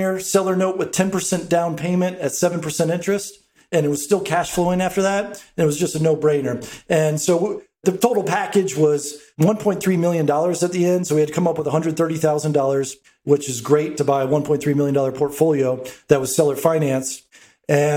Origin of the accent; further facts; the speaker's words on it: Atlanta, Georgia, United States; moved away as an adult; also born or lived in Brooklyn, New York; I was born and raised in Atlanta. And after spending 13 years in Brooklyn, came back to Atlanta.